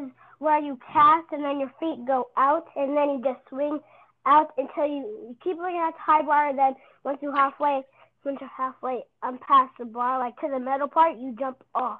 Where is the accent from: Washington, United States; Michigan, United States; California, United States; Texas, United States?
Michigan, United States; I'm from Michigan.